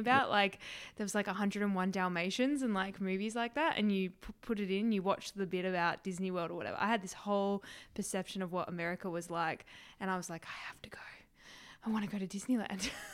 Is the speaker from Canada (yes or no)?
no; a small town south of Perth, Western Australia, Australia; now in Williamsburg, New York, United States; I grew up in a small town south of Perth in Western Australia